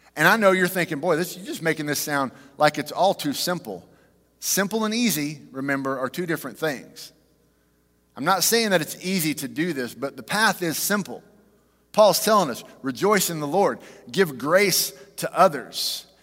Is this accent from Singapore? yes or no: no; Fort Worth, Texas, United States; We grew up in Fort Worth.